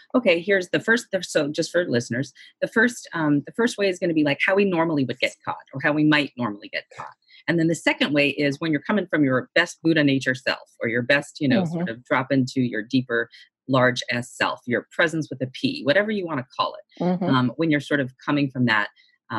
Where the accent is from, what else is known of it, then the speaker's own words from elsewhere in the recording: Boston, Massachusetts, United States; I'm from Boston also